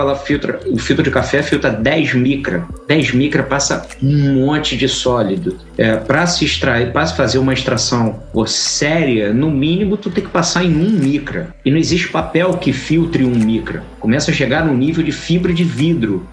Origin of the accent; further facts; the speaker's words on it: Rio de Janeiro, Brazil; Eu sou carioca, daqui do Rio de Janeiro